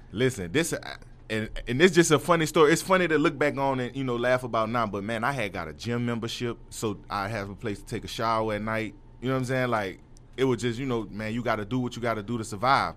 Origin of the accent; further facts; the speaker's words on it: New Orleans, Louisiana, United States; I'm from New Orleans, uptown